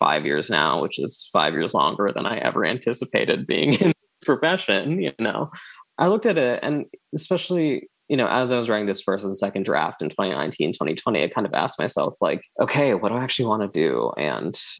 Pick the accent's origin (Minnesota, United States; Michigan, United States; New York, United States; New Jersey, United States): New Jersey, United States; I'm the child of immigrants. I'm not an immigrant myself. I was born and raised in Jersey